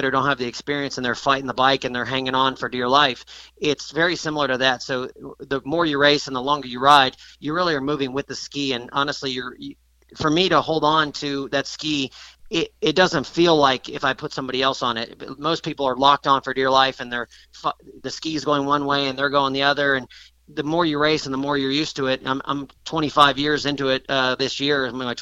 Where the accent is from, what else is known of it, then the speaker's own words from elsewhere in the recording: Florida, United States; I grew up in Florida, you know, on the ocean